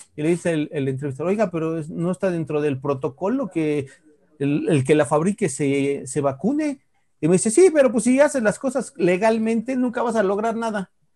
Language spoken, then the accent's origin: Spanish; Mexico